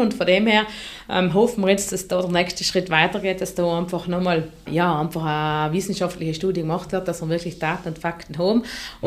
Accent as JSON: {"language": "German", "area": "South Tyrol", "region": "Trentino-Alto Adige", "country": "Italy"}